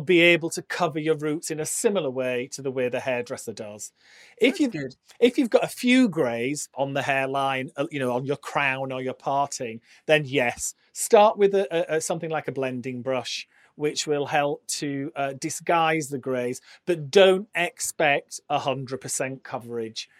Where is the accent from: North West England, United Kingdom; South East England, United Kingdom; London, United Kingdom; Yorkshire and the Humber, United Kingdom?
Yorkshire and the Humber, United Kingdom; Barnsley; I'm from Yorkshire, and I started uh, working in a salon in my hometown, which is Barnsley